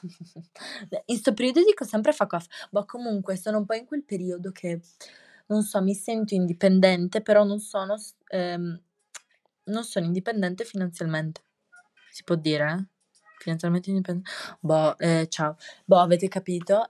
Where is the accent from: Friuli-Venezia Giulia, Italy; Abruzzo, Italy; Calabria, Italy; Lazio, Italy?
Friuli-Venezia Giulia, Italy; Trieste; accent: triestino; il mio accento triestino e osceno